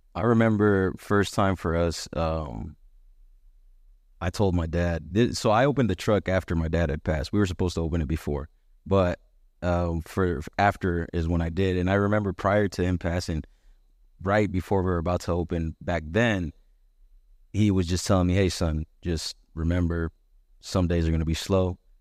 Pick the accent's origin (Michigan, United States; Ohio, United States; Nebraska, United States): Nebraska, United States; Omaha; I'm from South Omaha.